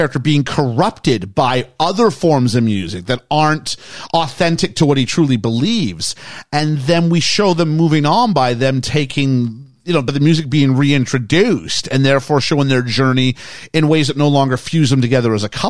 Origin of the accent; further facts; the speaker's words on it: Canada; as a Canadian